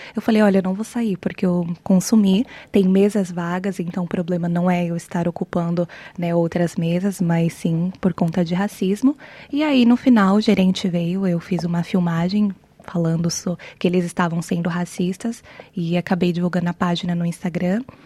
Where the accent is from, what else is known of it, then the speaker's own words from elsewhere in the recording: Brazil; moved away as an adult; also born or lived in Ireland / United States / Porto, Portugal / Canada; Eu morei até os 18, 19 no Brasil, depois eu fui para Irlanda